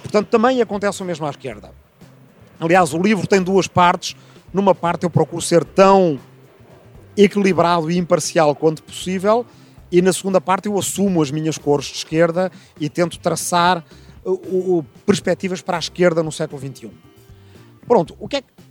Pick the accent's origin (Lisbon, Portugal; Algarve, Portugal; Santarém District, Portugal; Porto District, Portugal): Lisbon, Portugal; also born or lived in Arrifana; nasci aqui em Lisboa em 1972, ainda dois anos antes da Revolução Democrática, portanto, ainda em tempo de ditadura em Portugal. Eh, cresci entre Lisboa, a capital, e uma pequena aldeia